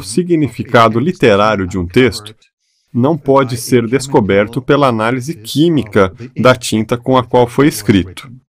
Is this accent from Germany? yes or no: yes; Germany; also born or lived in Austria; now in United States; nasci e fui criado na Alemanha